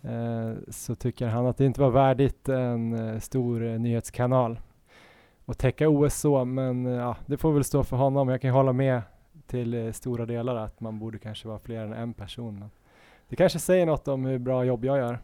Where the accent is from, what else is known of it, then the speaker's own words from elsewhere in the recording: Stockholm, Stockholm County, Sweden; moved away; när jag var hemma i Stockholm